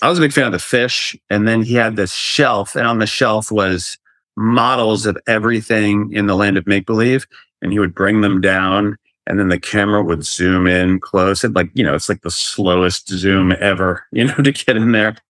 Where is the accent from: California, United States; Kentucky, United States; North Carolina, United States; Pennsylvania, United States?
North Carolina, United States; moved away; I am originally from North Carolina